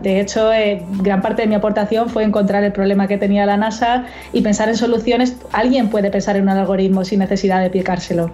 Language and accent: Spanish; Melilla, Spain; yo soy de Melilla